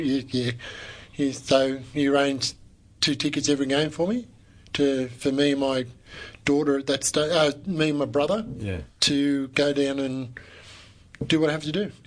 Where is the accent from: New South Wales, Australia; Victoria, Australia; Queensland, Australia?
New South Wales, Australia; Braidwood; also born or lived in Queanbeyan; Well, I was a Queanbeyan boy, but I was born and bred in Braidwood.